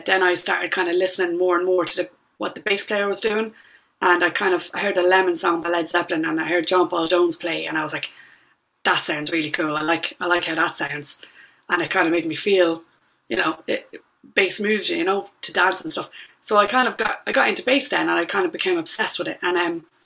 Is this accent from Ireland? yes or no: yes; Drogheda, Leinster, Ireland; now in London, United Kingdom; born and raised in Drogheda, County Louth